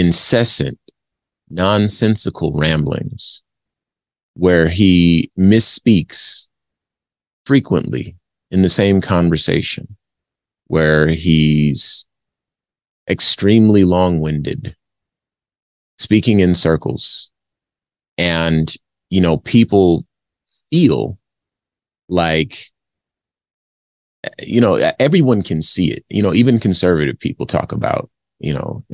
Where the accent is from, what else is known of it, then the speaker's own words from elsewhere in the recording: Compton, California, United States; now in Phoenix, United States; I was born in Compton, California. I live in Phoenix, Arizona